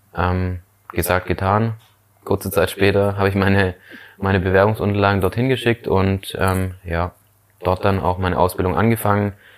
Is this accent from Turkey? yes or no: no; Schorndorf, Baden-Württemberg, Germany; also born or lived in Lake Constance; bei uns in Schorndorf in einem evangelischen ähm, Jugendwerk geleistet